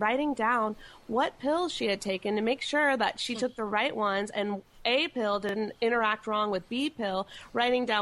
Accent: North Carolina, United States; moved away as an adult; now in California, United States; I grew up in North Carolina, and I moved to California about 9 years ago.

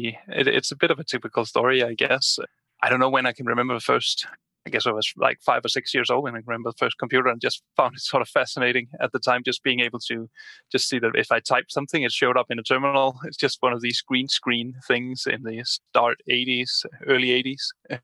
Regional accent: Denmark; Yes, I'm from Denmark.

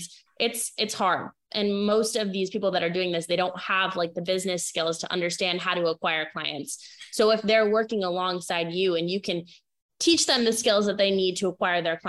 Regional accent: Maine, United States; moved away; I grew up in New England. I'm from Maine originally.

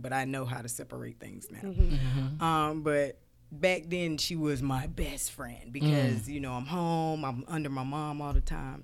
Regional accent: Clinton, North Carolina, United States; I come from a small town

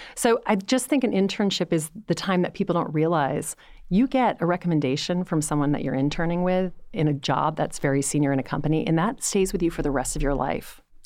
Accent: Louisiana, United States; moved away; I was coming from Louisiana.

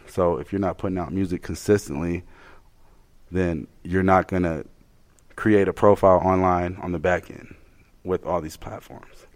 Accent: Colorado Springs, Colorado, United States; We're from Colorado Springs.

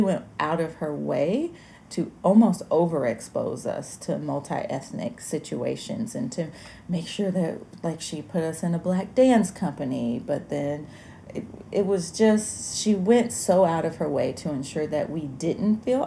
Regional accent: Alabama, United States; I grew up in Alabama

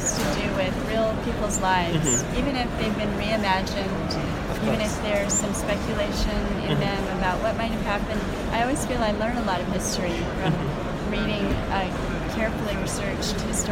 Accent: United States; also born or lived in Slovenia; I grew up in the U.S.

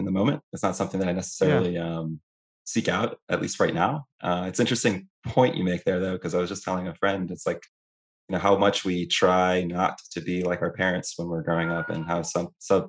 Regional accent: Dominican Republic; now in Tampa, United States; I was born in the Caribbean in Dominican Republic, and I've used Western Union many times as a result of sending money to my family, cousins, etc.

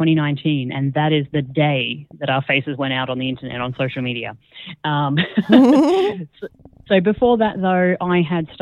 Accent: Australia; moved away as an adult; also born or lived in Singapore / Netherlands; now in Croatia; we're Australian, and we started our podcast down in Australia

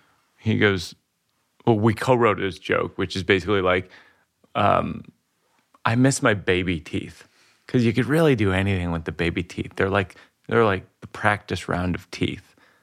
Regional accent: Massachusetts, United States; And it's a great organization, and it's one that we grew up around in Massachusetts.

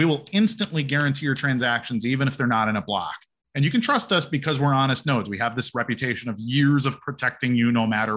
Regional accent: Chicago, Illinois, United States; I'm from Chicago.

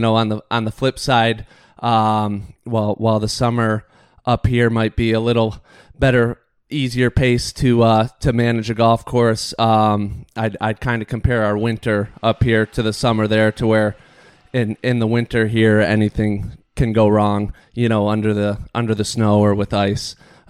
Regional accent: Michigan, United States; Yeah, so, you know, I grew up in Michigan, so definitely coming up up north, I was familiar with Charlevoix.

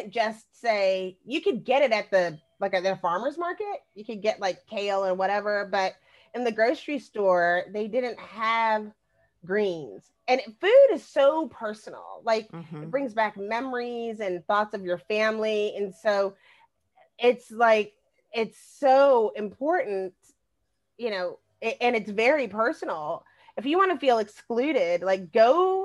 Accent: Texas, United States; moved away; also born or lived in Lake Oswego, Oregon; I'm from Texas.

